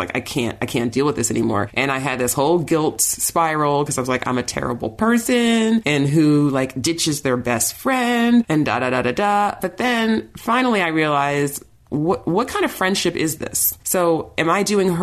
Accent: New York, United States; moved away; I'm from New York, all my oldest friends are in New York, my family's there

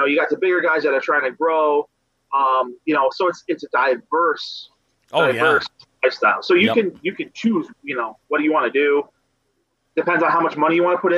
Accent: South Florida, United States; I grew up in South Florida. I was on the East Coast just next to Lake Okeechobee.

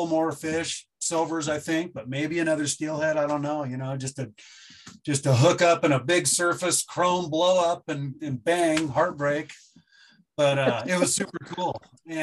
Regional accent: Bend, Oregon, United States; moved away as an adult; also born or lived in Bozeman, Montana; now in Missoula, United States; I moved here in 2005 from Bend, Oregon, where I grew up.

